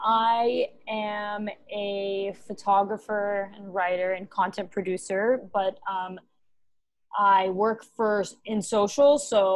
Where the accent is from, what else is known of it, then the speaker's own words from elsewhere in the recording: Dubai, United Arab Emirates; also born or lived in Texas, United States; now in New York, United States; I live in New York City, Big Apple baby, but I am originally Lebanese and Syrian, and I grew up in Dubai. But I also was born in Texas, so I'm all over the place.